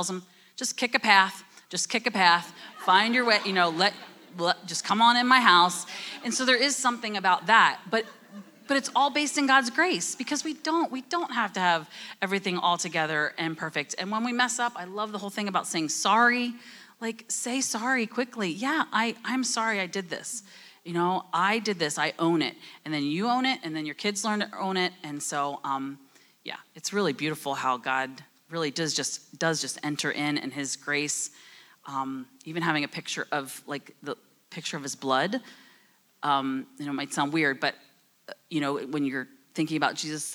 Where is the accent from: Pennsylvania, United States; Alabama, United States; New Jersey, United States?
New Jersey, United States; I'm from New Jersey. I talk fast.